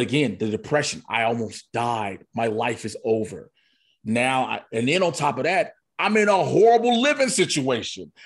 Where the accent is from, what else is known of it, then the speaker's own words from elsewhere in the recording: Chicago, Illinois, United States; I grew up in Chicago in the nineties